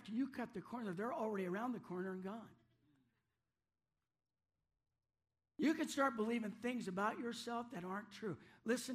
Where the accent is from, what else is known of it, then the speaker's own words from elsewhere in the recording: Aberdeen, Washington, United States; also born or lived in Central Park, Washington; we came from Aberdeen, but not just any place in Aberdeen. We came from South Aberdeen on Boone Street. That was my parents' first house